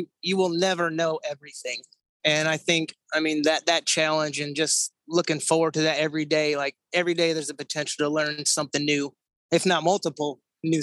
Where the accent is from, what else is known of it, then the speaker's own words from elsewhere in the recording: San Francisco Bay Area, California, United States; now in Columbia, United States; I grew up in the San Francisco Bay Area